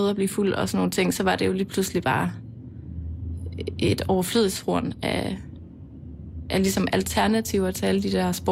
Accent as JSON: {"language": "Danish", "area": "Mols, Djursland", "region": "Central Denmark Region", "country": "Denmark", "tie": "born or raised there", "accent": "Jutlandic", "said": "Jeg er øh, fra Jylland, som man forhåbentlig kan høre. Øh, altså, jeg har godt fornemt det lidt. Ja. Og øh, jeg er opvokset på Mols, på Djursland."}